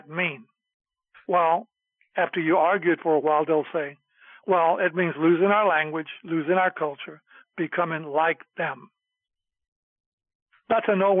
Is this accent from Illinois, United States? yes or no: no; Houston, Texas, United States; back in Magnolia, where I grew up in Houston